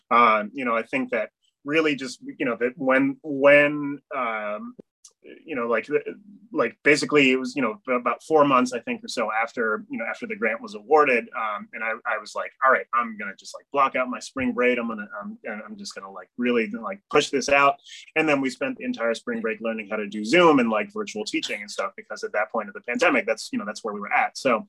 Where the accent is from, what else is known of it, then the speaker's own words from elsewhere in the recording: Amherst, Massachusetts, United States; I grew up in Amherst, Mass, right? You know, which is a very multicultural town